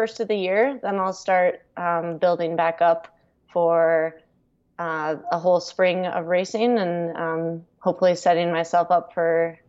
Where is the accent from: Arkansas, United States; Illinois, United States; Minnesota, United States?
Minnesota, United States; accent: Fargo; now in Colorado, United States; a little towards the Fargo accent. But since I've left Minnesota and lived in Colorado, I think my accent has disappeared a little bit.